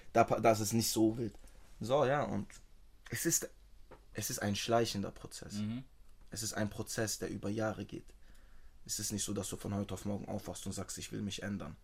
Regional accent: Tübingen / Stuttgart area, Baden-Württemberg, Germany; Ich bin hier geboren

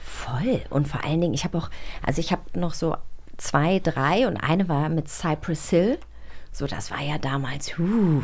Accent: Rügen, Mecklenburg-Vorpommern, Germany; Ich bin auf Rügen aufgewachsen

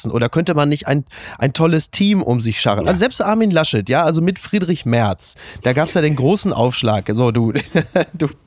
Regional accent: Germany; wir lernen ja alle jetzt als Deutsche im Kollektiv mehr Pragmatismus

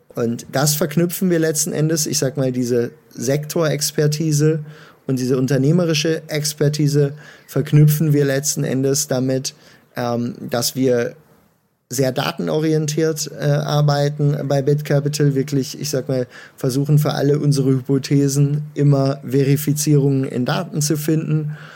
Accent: Münster, North Rhine-Westphalia, Germany; Ich äh, komme gebürtig aus Münster und äh, habe dort angefangen, mit 15 meine Eltern zu überreden

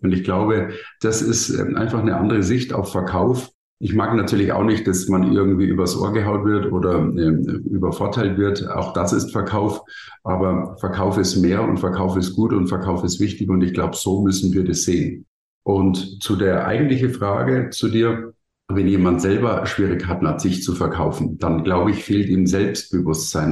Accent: Bavaria, Germany; ich komme aus Bayern

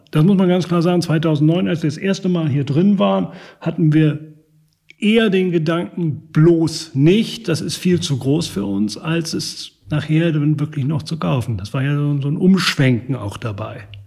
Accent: Northern Germany, Germany; also born or lived in Regensburg; now in Lübeck, Germany; ich bin Norddeutscher durch und durch

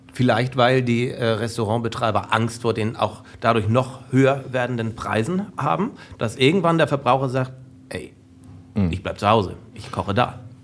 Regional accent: North Frisia, Schleswig-Holstein, Germany; Nordfriesland, Schleswig-Holstein

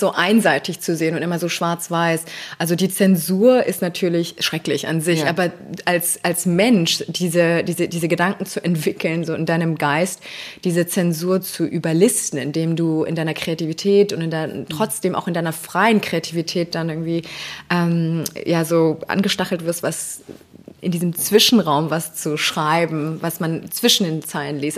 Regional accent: Berlin, Germany; also born or lived in Tehran, Iran / London, United Kingdom; Ich bin in Berlin aufgewachsen

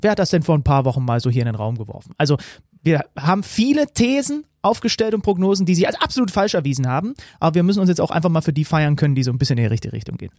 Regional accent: Zwickau, Saxony, Germany; Ich bin gebürtiger Zwickauer.

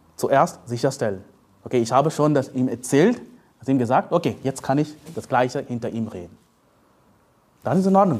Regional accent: India; German is a second language; moved away as an adult; also born or lived in Leipzig, Germany; now in Germany; ich komme aus Indien

